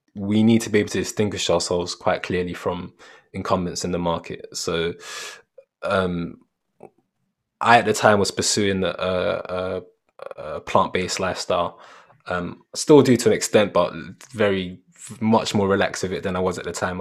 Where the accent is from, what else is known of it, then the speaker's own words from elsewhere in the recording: London, United Kingdom; growing up in Peckham